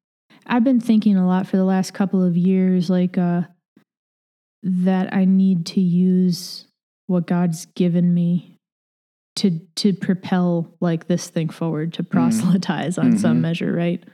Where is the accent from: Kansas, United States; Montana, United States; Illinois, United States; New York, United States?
New York, United States; Batavia; also born or lived in Los Angeles, United States; So I grew up in Batavia. My dad works for the state, and he has for most of my life. Like, before that, my parents were both teachers in Southern California in the L.A. area, and I was there with them early in life